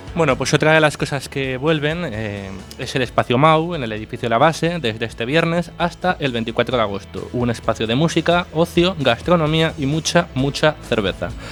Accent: A Coruña, Galicia, Spain; como buen coruñés, he de decir

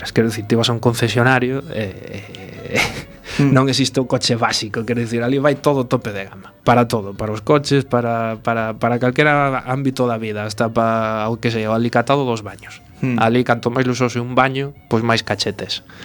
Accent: A Coruña, Galicia, Spain; moved away as an adult; also born or lived in Abu Dhabi, United Arab Emirates; son, son de Coruña e eh, empecé a, a facer un máster aquí en Coruña

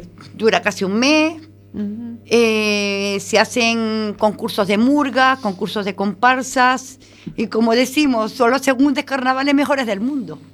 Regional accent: Tenerife, Canary Islands, Spain; now in Galicia, Spain; Las playas de mi tierra son arena negra, que son volcánicas

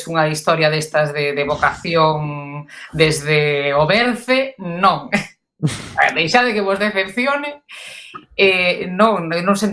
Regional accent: A Coruña, Galicia, Spain; moved away as an adult; now in Santiago de Compostela, Spain; sigo sendo coruñesa, ainda que leve non se pode dicir moi alto, pero levo máis anos en Santiago dos que botei na Coruña. Pero na Coruña botei os importantes

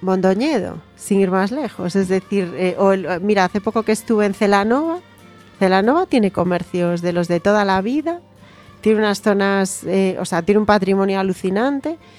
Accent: Galicia, Spain; yo como gallega

